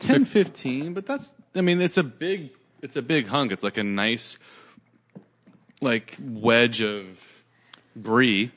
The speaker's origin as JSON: {"language": "English", "town": "Santa Cruz", "region": "California", "country": "United States", "tie": "born or raised there", "said": "I grew up in Santa Cruz, which is an hour south of San Francisco."}